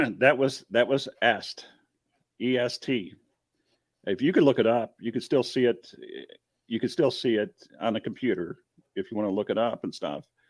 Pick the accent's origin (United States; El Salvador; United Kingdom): United States; near Detroit, Southeast Michigan; I'm from Southeast Michigan, down um, from Detroit